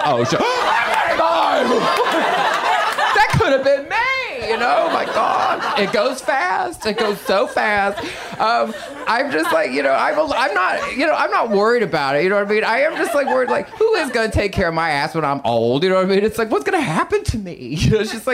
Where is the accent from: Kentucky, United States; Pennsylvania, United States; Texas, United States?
Texas, United States; now in Los Angeles, United States; I'm from Texas